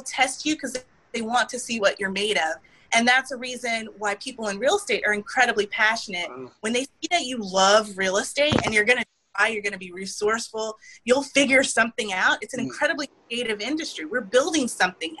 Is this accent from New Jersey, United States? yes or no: no; Houston, Texas, United States; As a fellow Houstonian